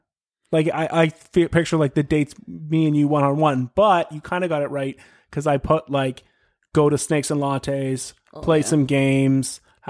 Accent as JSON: {"language": "English", "town": "London", "region": "Ontario", "country": "Canada", "tie": "born or raised there", "said": "growing up in London and like if anyone listeners went to Western University in London, it is overrun with Canadian geese."}